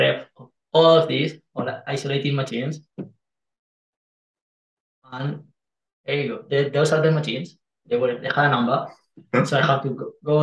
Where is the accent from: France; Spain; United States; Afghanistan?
Spain; English is a second language; moved away; I'm Spanish.